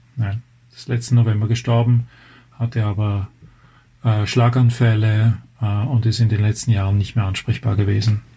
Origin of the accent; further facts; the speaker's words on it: Switzerland; moved away as an adult; now in Germany; Kommen wir einfach von der anderen Seite der Grenze. Ich bin eigentlich Schweizer.